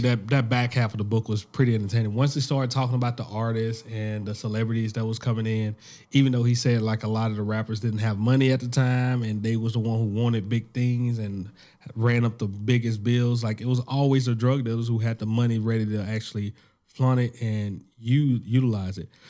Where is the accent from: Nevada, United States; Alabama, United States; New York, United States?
Alabama, United States; I'm from Alabama.